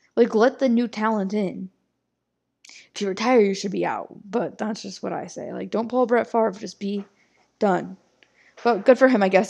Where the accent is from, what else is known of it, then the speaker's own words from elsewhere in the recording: Midwest America, United States; I'm from Midwest America